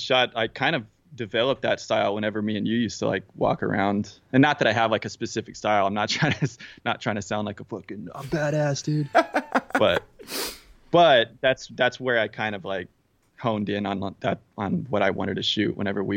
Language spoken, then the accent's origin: English; Midland, Texas, United States; I'm from Midland. I'm from Odessa. I lived in Midland for a little bit, but yeah, from Midland, Odessa area.